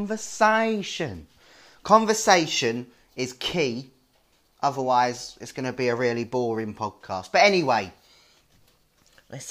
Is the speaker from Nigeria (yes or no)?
no; London, United Kingdom; also born or lived in Lewisham; I'm from South East London. Born and bred in Deptford, but I live in Lewisham.